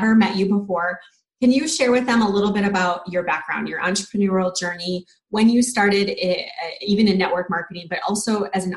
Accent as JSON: {"language": "English", "town": "Austin", "region": "Texas", "country": "United States", "said": "I'm from Austin"}